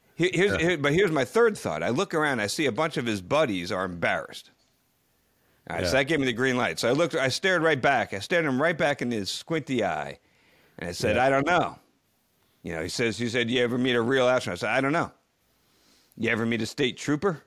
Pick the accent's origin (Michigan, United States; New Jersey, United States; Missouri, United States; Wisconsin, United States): New Jersey, United States; near Ridgewood; the town of Ridgewood, New Jersey, which is very close to my hometown. Actually, I took some extracurricular classes at the Ridgewood High School when I was a kid.